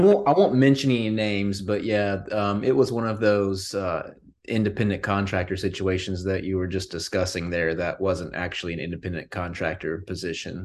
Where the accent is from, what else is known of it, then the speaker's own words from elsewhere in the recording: Morganton, North Carolina, United States; also born or lived in Florida / Illinois; I am in Morganton, North Carolina, and that is where I'm from